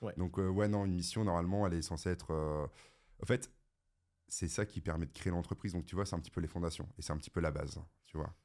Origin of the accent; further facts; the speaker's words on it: the North, France; Je viens quand même du Nord